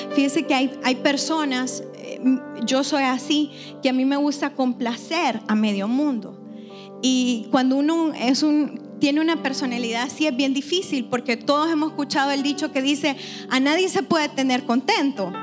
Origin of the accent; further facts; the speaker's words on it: El Salvador; soy bien salvadoreña en eso